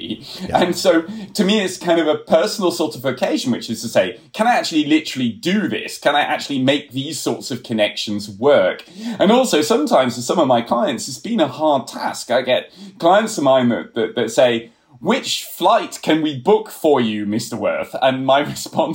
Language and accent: English; United Kingdom; moved away as an adult; now in Berlin, Germany; I'm a British originally, but I've been living in Germany now for some years